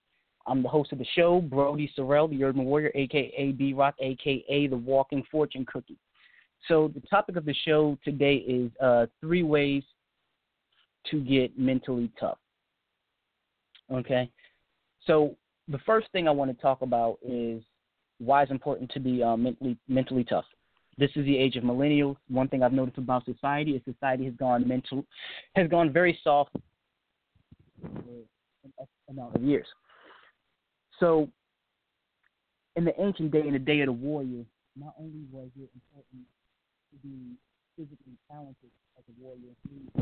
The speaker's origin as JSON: {"language": "English", "country": "United States", "said": "I'm from the United States"}